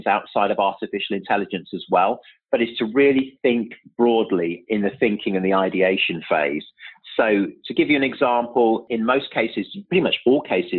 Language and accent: English; Birmingham, West Midlands, United Kingdom; also born or lived in London; now in New York, United States; I'm actually originally from Birmingham, so I don't want to forget my roots. So that's where I'm originally from in the UK